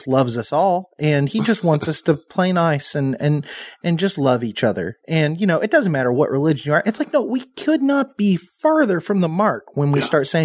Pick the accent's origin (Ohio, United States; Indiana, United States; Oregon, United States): Indiana, United States; Southern; I'm a hillbilly. I'm from Southern Indiana